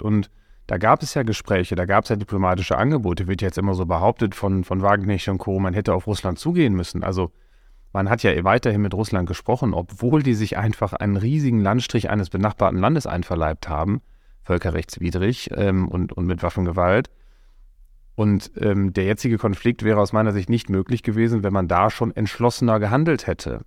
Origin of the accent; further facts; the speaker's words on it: Coesfeld, North Rhine-Westphalia, Germany; ich komme aus Coesfeld, mitten im Münsterland, bin da geboren und aufgewachsen